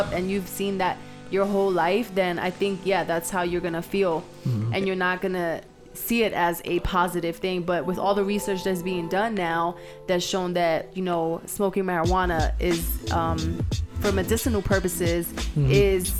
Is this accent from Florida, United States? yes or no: no; New York City, New York, United States; now in El Paso, United States; when I was growing up in the South Bronx